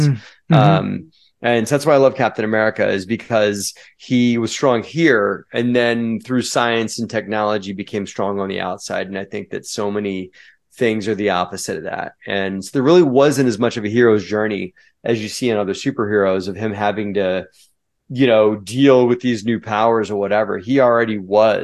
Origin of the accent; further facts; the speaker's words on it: United States; I'm an American